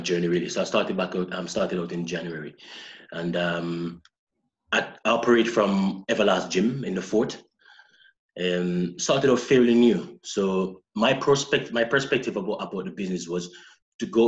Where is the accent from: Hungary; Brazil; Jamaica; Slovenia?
Jamaica; St. Ann, Saint Ann; moved away as an adult; also born or lived in Kilwinning, Scotland / Saltcoats, Scotland; now in Glasgow, United Kingdom; I came from the middle of Jamaica, which is called St. Anne